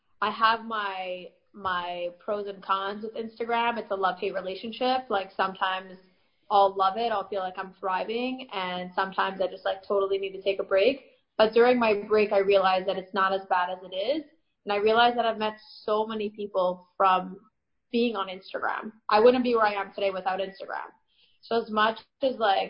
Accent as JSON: {"language": "English", "town": "Toronto", "region": "Ontario", "country": "Canada", "tie": "born or raised there", "also_born_or_lived": "Paris / Crown Heights / Israel", "moved": "yes", "lives_now": "Elizabeth, United States", "said": "I was born in Paris. I grew up in Toronto, and I lived in Crown Heights for 3 years, and now I currently live in Jersey."}